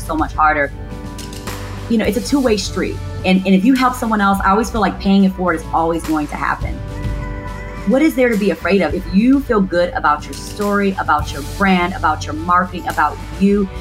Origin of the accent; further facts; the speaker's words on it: Gary, Indiana, United States; born and raised in Gary, Indiana